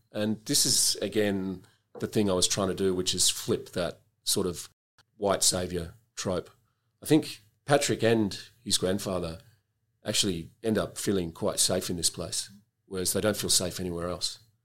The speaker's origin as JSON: {"language": "English", "town": "Melbourne", "region": "Victoria", "country": "Australia", "tie": "born or raised there", "said": "I grew up in Melbourne and I was a student here."}